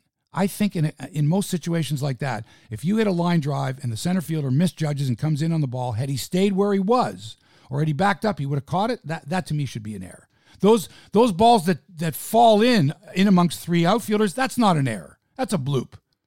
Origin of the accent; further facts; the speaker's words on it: Toronto, Ontario, Canada; Toronto. I'm from Toronto.